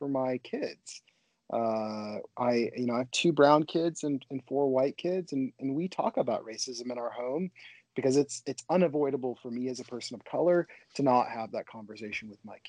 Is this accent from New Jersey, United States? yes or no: no; Portland, Oregon, United States; born and raised in Portland, Oregon